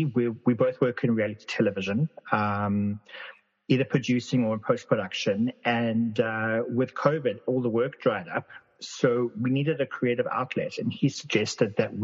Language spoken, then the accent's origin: English; South Africa; moved away; I grew up in South Africa.